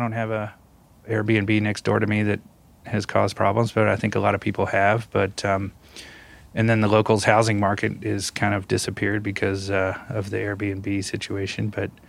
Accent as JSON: {"language": "English", "town": "Louisville", "region": "Kentucky", "country": "United States", "tie": "born or raised there", "also_born_or_lived": "Indiana", "moved": "as an adult", "lives_now": "California, United States", "said": "I was born and raised in Louisville, Kentucky."}